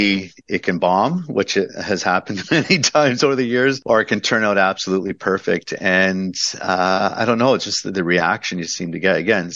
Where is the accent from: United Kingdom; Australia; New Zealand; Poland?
United Kingdom; London; I was raised in London and worked at a family style restaurant for a while.